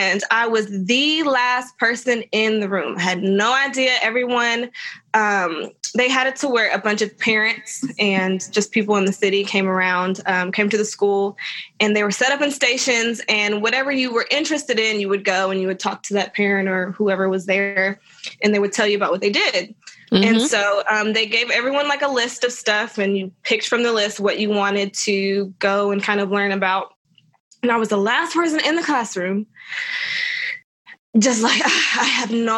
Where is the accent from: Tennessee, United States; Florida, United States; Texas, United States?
Tennessee, United States; Tullahoma; I grew up in Tullahoma.